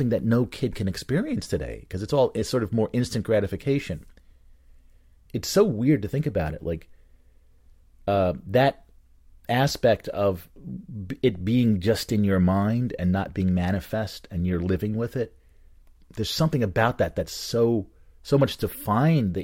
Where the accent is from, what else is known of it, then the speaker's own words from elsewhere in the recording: Bridgewater, New Jersey, United States; where I grew up in Bridgewater